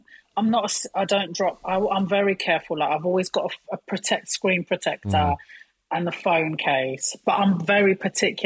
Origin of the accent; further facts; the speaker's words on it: London, United Kingdom; I was raised near Broadway Market